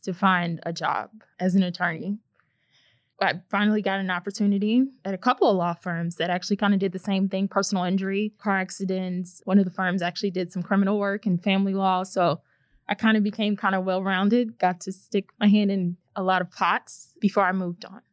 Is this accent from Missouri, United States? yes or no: yes; St. Louis, Missouri, United States; I was born and raised in St. Louis, Missouri. Grew up here my whole life.